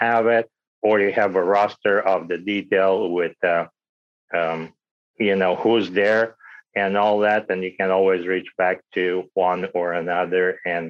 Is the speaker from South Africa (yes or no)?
no; Romania; moved away; I was born in Romania, you know, under the communist regime at the time.